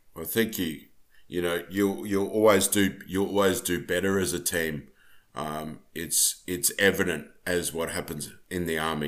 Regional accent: Australia; I'm from Australia

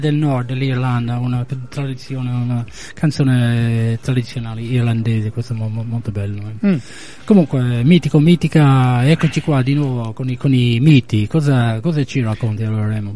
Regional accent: England, United Kingdom; moved away; come inglese

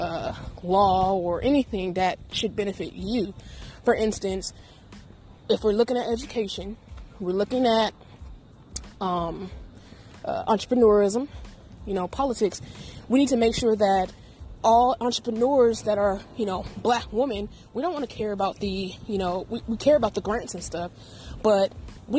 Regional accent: United States; we're Black American women. We've been here. We've helped build this country.

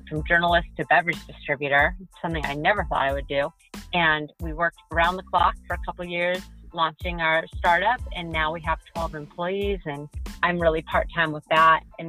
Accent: San Diego, California, United States; moved away as an adult; also born or lived in Nashville, Tennessee / Greenville, Mississippi; I'm from San Diego

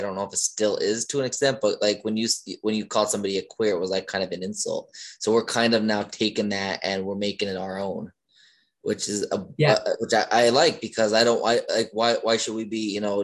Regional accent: Northeast Pennsylvania, United States; now in Maryland, United States; I am from Northeast Pennsylvania. I moved to Maryland

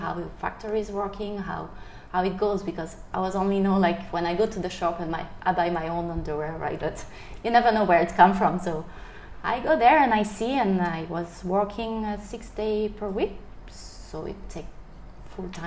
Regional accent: France; moved away as an adult; also born or lived in Paris, France / Bao Loc, Vietnam; now in Vietnam; I'm from France, living near Paris, so... I've been in Vietnam for 10 years and a half now.

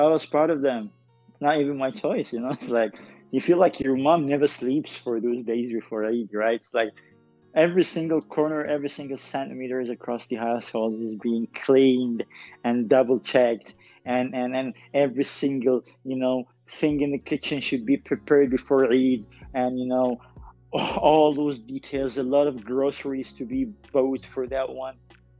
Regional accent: Sudan; But honestly, and I'm not saying that because I'm Sudanese, this is a thing that I didn't see much.

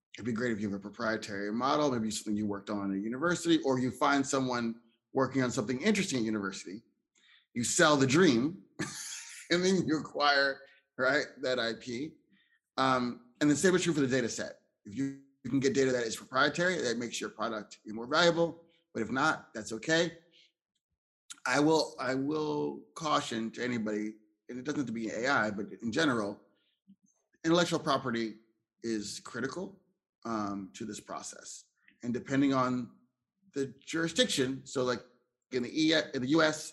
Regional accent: Philadelphia, Pennsylvania, United States; also born or lived in Ohio; I'm from uh, Philadelphia, Pennsylvania, but I was born in Ohio

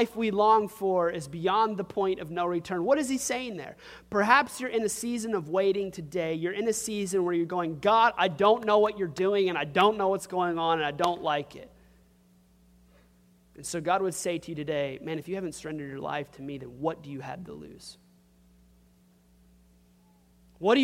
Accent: Crowley, Louisiana, United States; where are you from? And if I say Crowley

